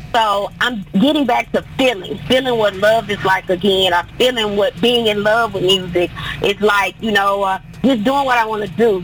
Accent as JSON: {"language": "English", "region": "Tennessee", "country": "United States", "lives_now": "Nashville, United States", "said": "I'm from Tennessee, but when I moved to Nashville"}